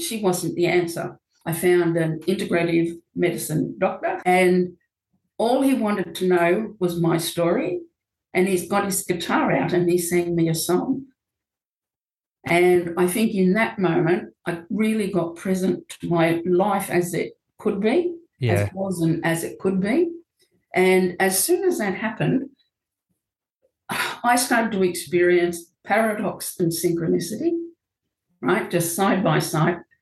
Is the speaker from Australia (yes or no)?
yes; Australia; moved away as an adult; now in New Zealand; I am Australian and my partner was from New Zealand